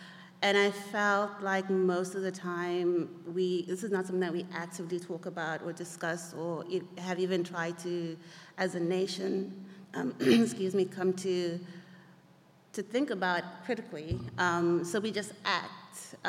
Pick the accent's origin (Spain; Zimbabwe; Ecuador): Zimbabwe; I'm from Zimbabwe